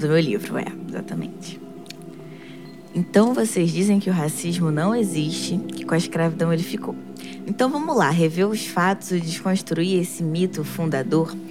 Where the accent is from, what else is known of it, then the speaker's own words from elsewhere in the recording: Rio de Janeiro, Brazil; Eu nasci na, na Cidade Alta, é uma favela da zona norte do Rio, em Cordovil